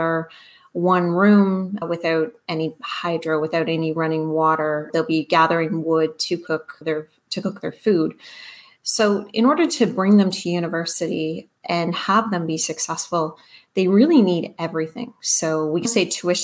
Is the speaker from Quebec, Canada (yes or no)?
no; near Orillia, Ontario, Canada; the community that I grew up near Orillia